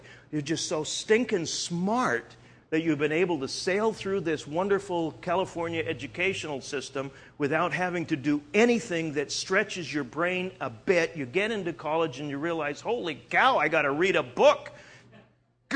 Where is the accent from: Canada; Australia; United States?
Canada; moved away; I'm originally from Canada